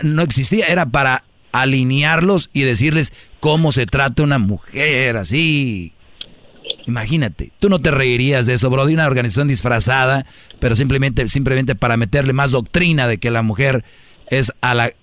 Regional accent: northern Mexico, Mexico; así hablo yo fuerte. Soy de, del norte

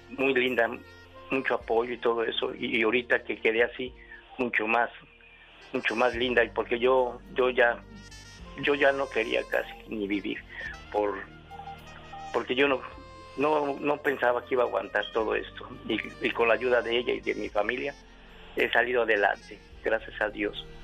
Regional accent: Mexico City, Mexico; now in Atlanta, United States; En el Distrito Federal, en el DF.

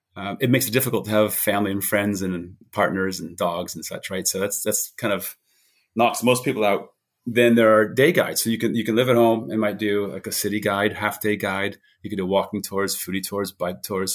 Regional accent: New Hampshire, United States; moved away as an adult; also born or lived in Boulder, Colorado / United Kingdom; I grew up in New Hampshire

